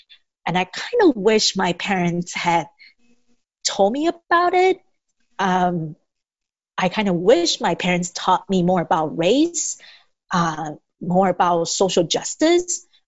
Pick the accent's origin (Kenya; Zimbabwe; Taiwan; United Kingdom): Taiwan; English is a second language; now in United States; I grew up in Taiwan